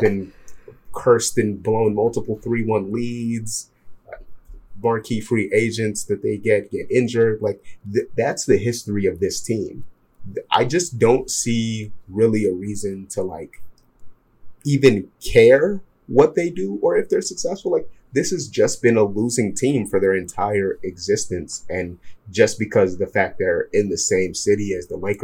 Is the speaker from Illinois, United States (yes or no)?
yes; Chicago, Illinois, United States; I'm from Chicago